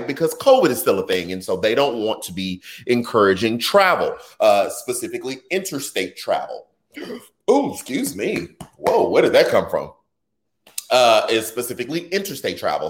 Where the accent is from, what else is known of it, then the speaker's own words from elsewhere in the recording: Houston, Texas, United States; my hometown, Houston, Texas